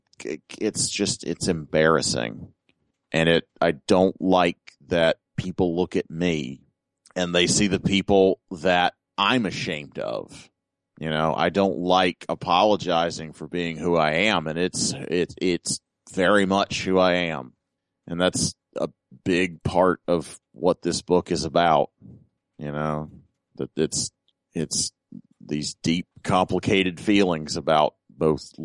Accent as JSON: {"language": "English", "region": "the South", "country": "United States", "moved": "yes"}